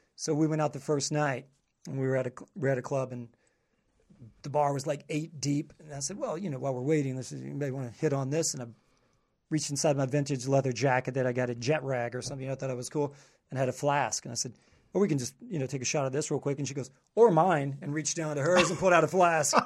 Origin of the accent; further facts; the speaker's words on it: southern Kentucky, United States; moved away as an adult; also born or lived in Panama City Beach, Florida; I'm from, like, more southern Kentucky